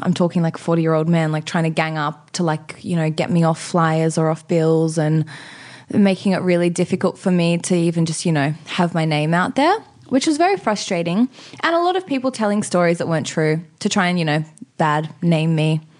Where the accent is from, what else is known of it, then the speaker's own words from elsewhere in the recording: Sydney, New South Wales, Australia; I grew up in Maroubra on Maroubra Beach in the same place that my parents still live in now.